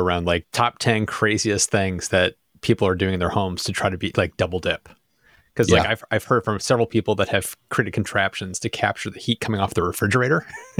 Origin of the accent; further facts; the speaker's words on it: Rochester, New York, United States; Sean and I grew up in outside of Rochester, New York.